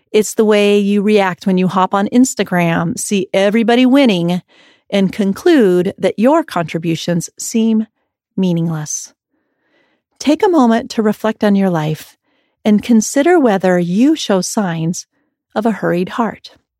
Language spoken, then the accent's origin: English; Iowa, United States; growing up in Iowa